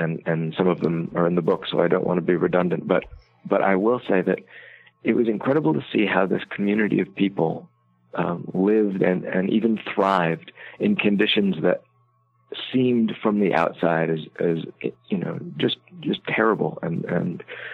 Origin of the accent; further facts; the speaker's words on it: Iowa, United States; I grew up in Iowa